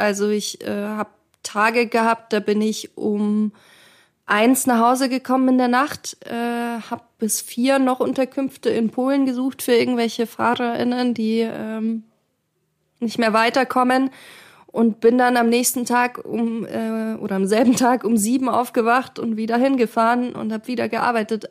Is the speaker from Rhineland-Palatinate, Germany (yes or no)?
no; Munich, Bavaria, Germany; also born or lived in Kharkiv, Ukraine; Und ich komme aus Kharkiv, aus ähm, der östlichsten Großstadt sozusagen, oder eine der östlichsten Städte. Ähm, und ich bin sehr früh nach Deutschland gekommen. Ich bin mit zwei Jahren aus der Ukraine mit meinen Eltern ähm, emigriert